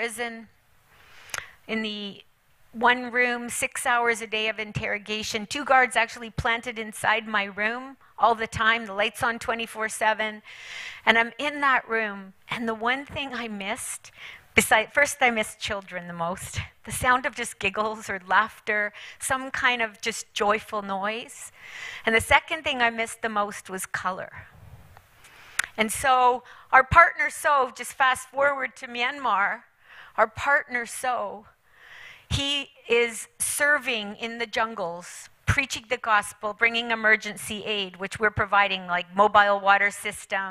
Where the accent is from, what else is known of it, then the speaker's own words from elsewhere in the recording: England, United Kingdom; moved away; also born or lived in China; I went back to England. I was born in England.